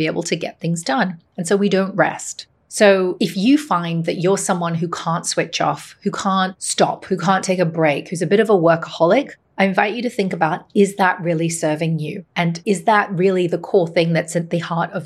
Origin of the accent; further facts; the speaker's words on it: Hong Kong; My mother is Chinese. My father is Irish, and I grew up in Hong Kong